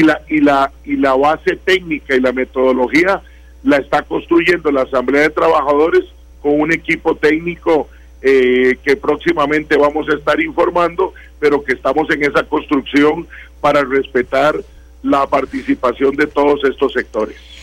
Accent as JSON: {"language": "Spanish", "country": "Costa Rica", "said": "todos somos costarricenses"}